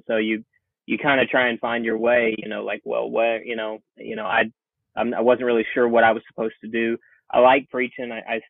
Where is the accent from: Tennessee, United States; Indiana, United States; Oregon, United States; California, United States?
Indiana, United States; also born or lived in Parkersburg, West Virginia; I do claim Hoosier status for sure. I was raised here, so in my mind, I'm a Hoosier.